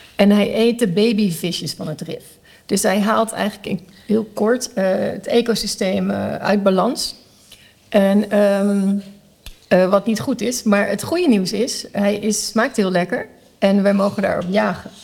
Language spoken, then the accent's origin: Dutch; Netherlands; moved away as an adult; now in Curaçao; ik ben in Nederland opgegroeid